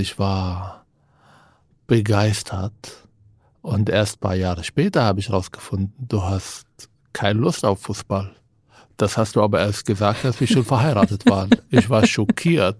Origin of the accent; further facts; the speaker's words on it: Israel; German is a second language; moved away as an adult; now in Germany; Ich bin in Israel geboren, aufgewachsen.